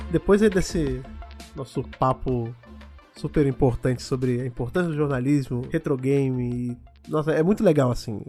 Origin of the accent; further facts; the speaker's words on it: Brazil; a gente, enquanto brasileiro